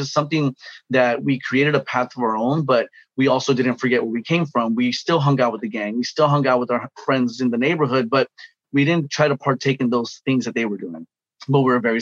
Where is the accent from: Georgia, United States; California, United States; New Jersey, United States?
California, United States; Los Angeles; I grew up in Pacoima, California, gang, drug infested environment